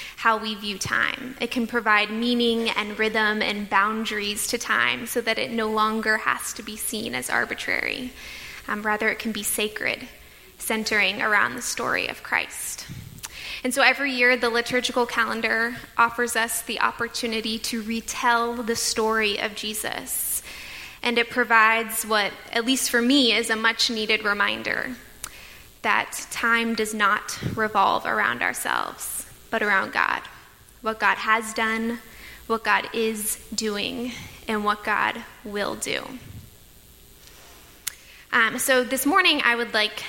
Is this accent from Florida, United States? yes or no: yes; Tampa, Florida, United States; for me, growing up in Tampa